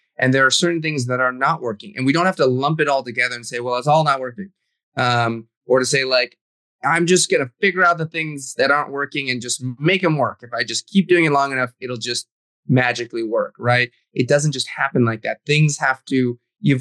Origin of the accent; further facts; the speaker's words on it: New England, United States; also born or lived in China / California / Brooklyn, New York; now in New York City, United States; I grew up in New England, spent some time in California. So I've kind of been all over. And of course, I was born in China